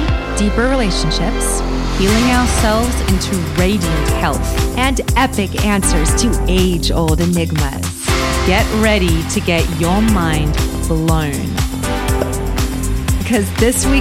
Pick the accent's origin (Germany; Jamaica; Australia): Australia; I'm Australian with a weird accent.